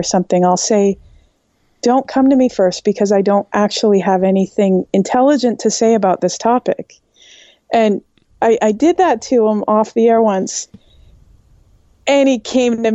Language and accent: English; Canada; I'm Canadian